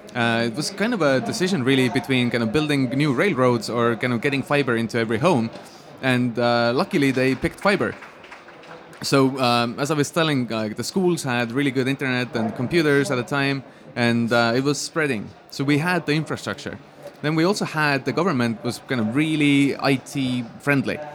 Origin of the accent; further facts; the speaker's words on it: Estonia; I grew up in Estonia in a really small town.